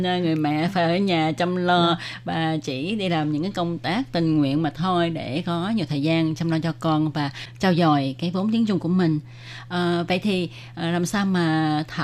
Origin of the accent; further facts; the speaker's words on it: Vietnam; người Việt của mình